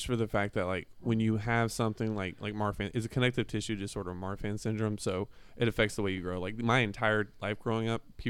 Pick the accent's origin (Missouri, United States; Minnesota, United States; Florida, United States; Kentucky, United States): Florida, United States; Palatka; now in Gainesville, United States; I was actually born and raised in Palatka, which is like 45 minutes away.